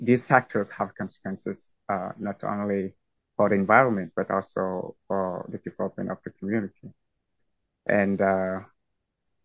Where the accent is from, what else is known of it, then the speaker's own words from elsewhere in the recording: far north region of Cameroon, Cameroon; My community, first of all, is located in the far north region of the Republic of Cameroon